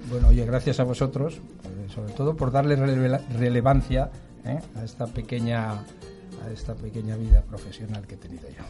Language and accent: Spanish; Asturias, Spain; moved away; also born or lived in Madrid; soy asturiano de pro